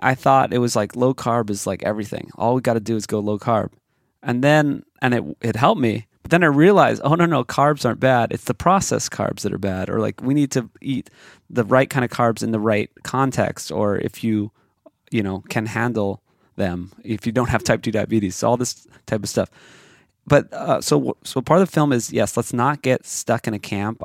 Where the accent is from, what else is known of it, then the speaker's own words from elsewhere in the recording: Hawaii, United States; I grew up in Hawaii